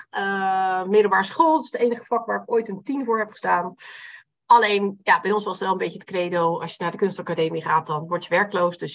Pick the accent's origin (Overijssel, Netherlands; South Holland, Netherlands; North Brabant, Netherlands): South Holland, Netherlands; Rotterdam; Ik eh, kom uit Rotterdam, ben 42 jaar